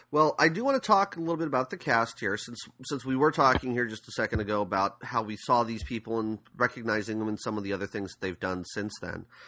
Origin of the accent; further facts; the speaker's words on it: San Diego, California, United States; I'm from San Diego